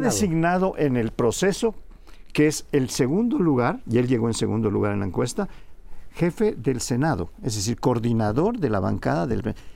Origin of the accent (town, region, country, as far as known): Yucatán, Mexico